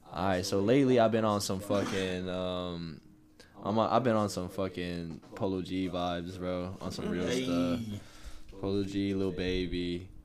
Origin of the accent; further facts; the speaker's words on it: Massachusetts, United States; I might be a little bit biased because I'm from Massachusetts.